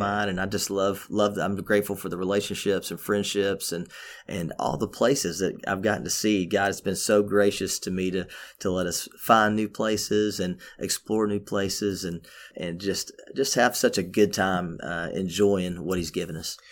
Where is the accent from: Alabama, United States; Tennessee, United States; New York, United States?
Tennessee, United States; Memphis; also born or lived in Cookeville, Tennessee; I was born in Cookville, but I was raised in, uh, the inner city of Memphis